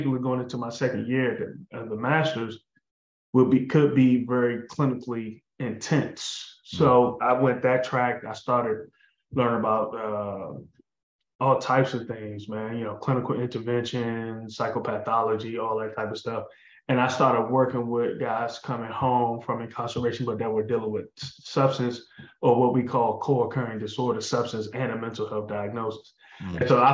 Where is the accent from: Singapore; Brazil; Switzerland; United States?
United States; District Heights, Maryland; also born or lived in Washington, D.C.; I grew up split between, the D.C., PG County. I'm from Disher Heights, but my father lived in Northeast, and I went to school in the city, so in Washington, D.C.